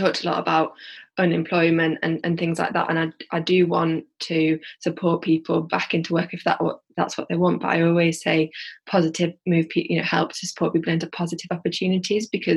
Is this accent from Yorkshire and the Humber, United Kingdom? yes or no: yes; Yorkshire and the Humber, United Kingdom; accent: Yorkshire; now in Birmingham, United Kingdom; from my accent, like I'm from like Yorkshire, and I'd love to have a Bulb in maybe like Leeds or Huddersfield, where I grew up